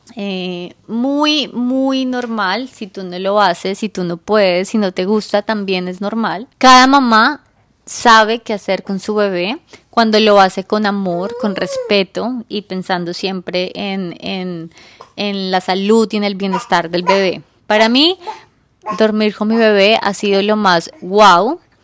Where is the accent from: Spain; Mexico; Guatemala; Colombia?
Colombia; now in New York, United States; yo soy colombiana, pero vivo en Nueva York